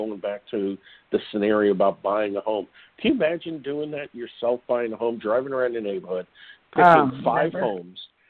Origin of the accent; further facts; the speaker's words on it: New York, United States; my days growing up in New York